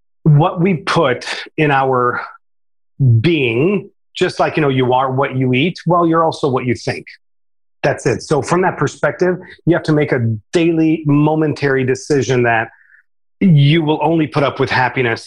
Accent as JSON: {"language": "English", "country": "Romania", "tie": "born or raised there", "moved": "yes", "lives_now": "United States", "said": "I was brought up in Romania, came to America"}